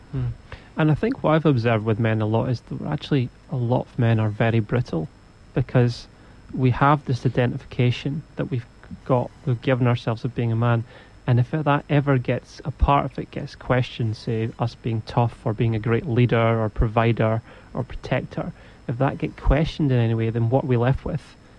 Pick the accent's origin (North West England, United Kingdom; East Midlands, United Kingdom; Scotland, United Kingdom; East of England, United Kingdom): Scotland, United Kingdom; I'm from Scotland too